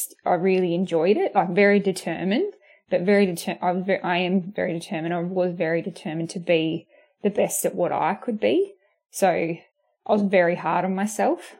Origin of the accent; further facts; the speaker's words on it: Corowa, New South Wales, Australia; I grew up in Corowa, a really small town